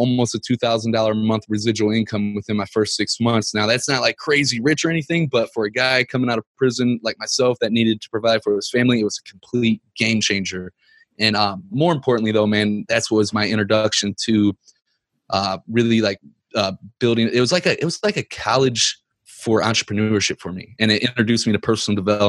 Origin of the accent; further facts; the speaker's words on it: Ferguson, Missouri, United States; I'm from Ferguson, Missouri